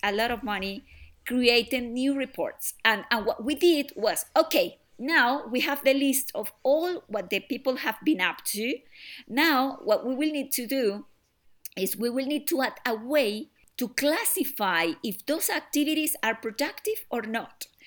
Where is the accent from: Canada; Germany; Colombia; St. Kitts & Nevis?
Colombia; now in United Kingdom; I am originally from Colombia